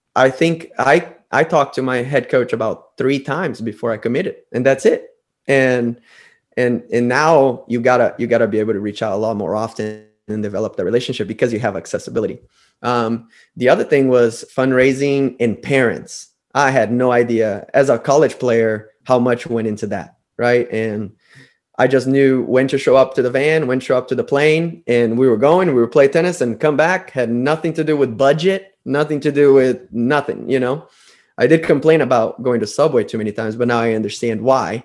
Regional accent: Brazil; moved away as an adult; also born or lived in United States; i was from Brazil back before social media, back before YouTube. I had to mail DVDs to coaches from Brazil to America.

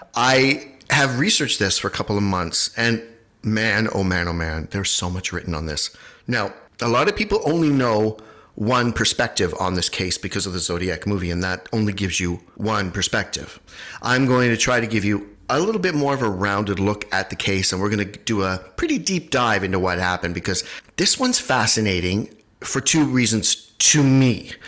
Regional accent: United States; moved away; Bonanza was my favorite after-school show when I was growing up in the United States

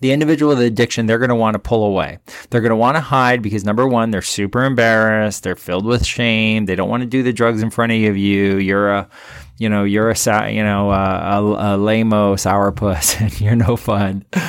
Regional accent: Miami, Florida, United States; also born or lived in Big Island, Hawaii; now in Hawaii, United States; I'm from Miami

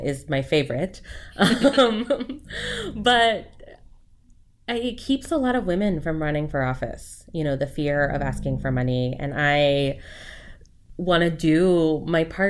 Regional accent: Port Orchard, Washington, United States; also born or lived in Bremerton, Washington / Massachusetts; I grew up here

